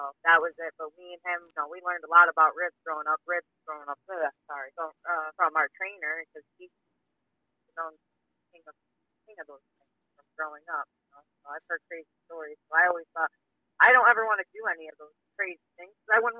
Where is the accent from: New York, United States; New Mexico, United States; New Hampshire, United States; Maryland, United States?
New York, United States; I'm from New York. I live in New York.